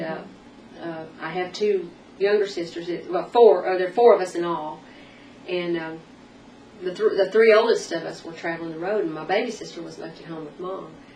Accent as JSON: {"language": "English", "region": "Arkansas", "country": "United States", "tie": "born or raised there", "also_born_or_lived": "North Texas / Nashville, Tennessee", "moved": "yes", "lives_now": "Tennessee, United States", "said": "I'm originally from North Texas, mm-hmm. but uh, lived most of my growing up years in Arkansas"}